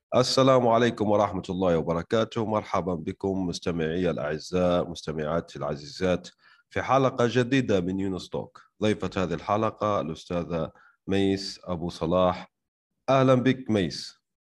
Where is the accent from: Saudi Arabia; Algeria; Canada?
Algeria; أنا شخصياً يعني من الجزائر